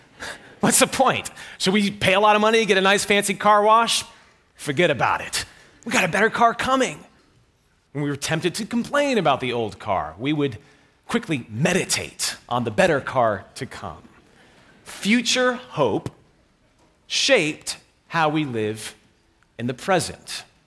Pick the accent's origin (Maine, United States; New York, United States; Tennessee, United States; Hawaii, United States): New York, United States; I'm from New York